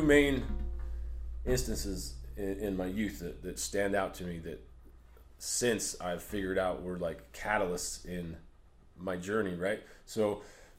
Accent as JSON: {"language": "English", "town": "Price", "region": "Utah", "country": "United States", "tie": "born or raised there", "said": "I grew up, I'm from Price, Utah, Carbon County, Utah"}